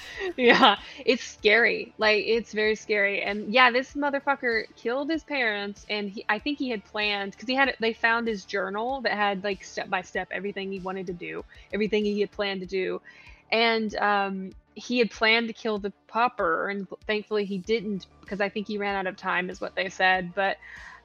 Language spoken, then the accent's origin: English; Virginia, United States; also born or lived in Tennessee; now in Georgia, United States; I'm from Virginia, like the very end of Virginia, kind of the tri-state area. So I lived in Tennessee. I lived in Tennessee as almost as long as I lived in Virginia